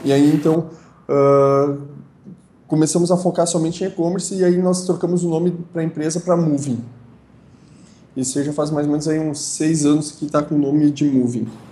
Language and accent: Portuguese; Feliz, Rio Grande do Sul, Brazil; eu sou natural da cidade de Feliz, uh, que é aqui no Rio Grande do Sul.